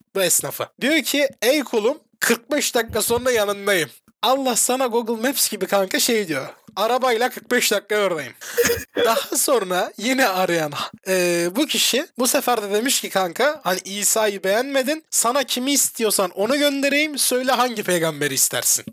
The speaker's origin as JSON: {"language": "Turkish", "country": "Turkey", "said": "sen ben Türk'üz"}